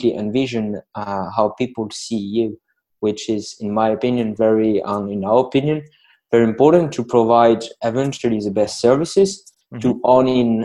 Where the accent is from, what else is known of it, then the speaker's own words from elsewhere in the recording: Lille, Hauts-de-France, France; English is a second language; I'm hailing from France, in the north of France, so in a lovely town called Lille